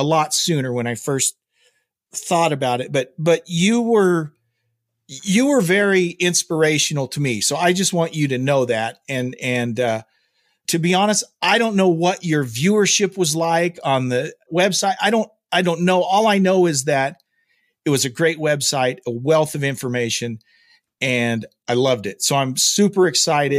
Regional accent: Oklahoma, United States; I grew up in Oklahoma.

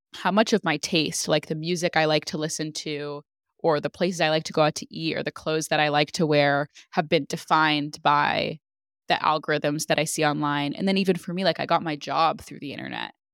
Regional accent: California, United States; we're the same age, we're both from California.

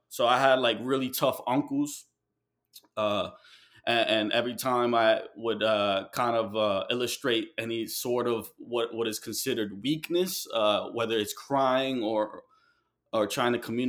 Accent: Guayaquil, Guayas, Ecuador; Well, I'm Ecuadorian and from Guayaquil, and my father's side is from Medellin and Bogota.

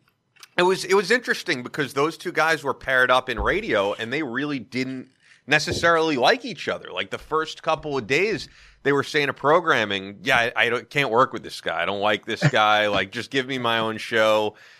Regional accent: New York, United States; just as a New Yorker

